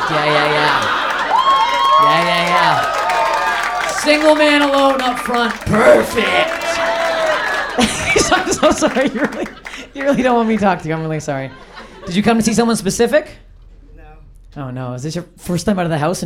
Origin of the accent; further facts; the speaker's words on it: Canada; I'm Canadian